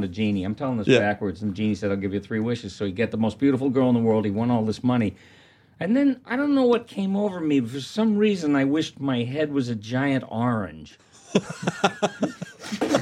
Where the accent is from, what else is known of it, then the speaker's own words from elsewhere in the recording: Massachusetts, United States; we're from Massachusetts